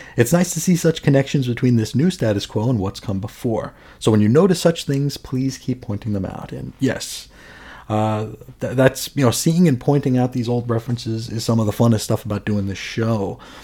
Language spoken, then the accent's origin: English; United States; not only as an American, not only as an ignorant American, but as a willfully ignorant American.